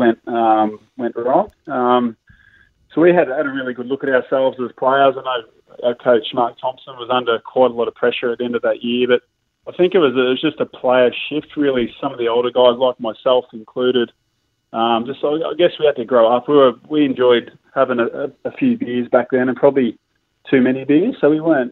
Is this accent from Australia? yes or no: yes; Geelong, Victoria, Australia; I grew up in Geelong